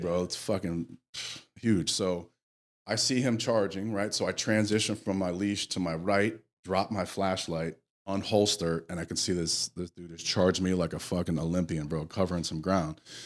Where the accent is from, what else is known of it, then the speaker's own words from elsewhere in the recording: Connecticut, United States; I grew up in the Northeast in Connecticut